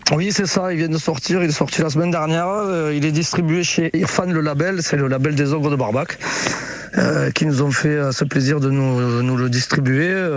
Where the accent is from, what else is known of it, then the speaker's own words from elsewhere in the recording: France; je suis français